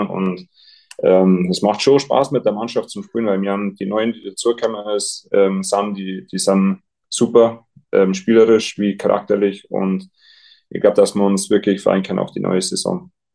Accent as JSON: {"language": "German", "town": "Garmisch-Partenkirchen", "region": "Bavaria", "country": "Germany", "tie": "born or raised there", "said": "ich bin daheim, ich kann da sein, wo ich aufgewachsen bin"}